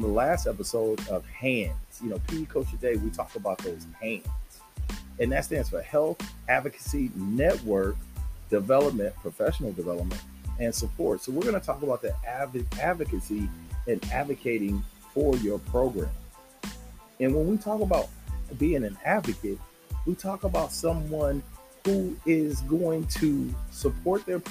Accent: Southern California, United States; I'm from Southern California

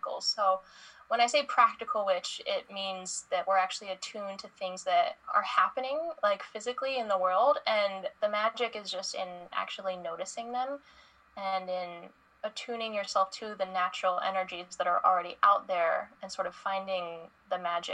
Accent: Indiana, United States; moved away as an adult; growing up in Indiana, I didn't really have a whole lot of resources for things like this.

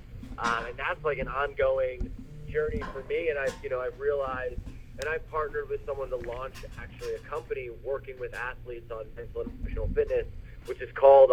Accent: New York, United States; I'm from New York

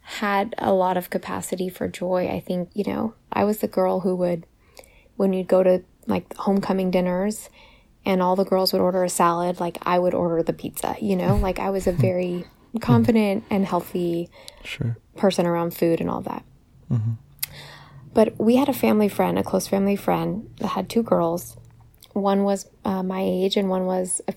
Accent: California, United States; moved away as an adult; also born or lived in Virginia; when I got to college, I moved all the way from the West Coast in California all the way to the East Coast to Virginia

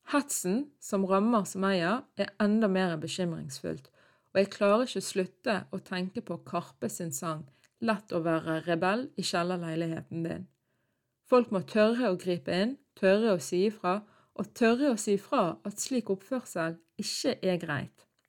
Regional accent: Norway; jeg var født og oppvokst i Norge

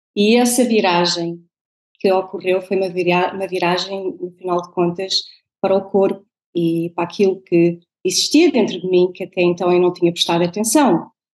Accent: Portugal; born or raised there; moved away as an adult; also born or lived in Venezuela; now in Netherlands

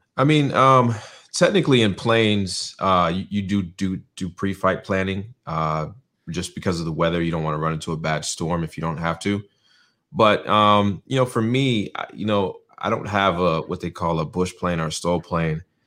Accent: North Carolina, United States; also born or lived in New York; spent most of my childhood in North Carolina. Went to elementary, middle, high school to here

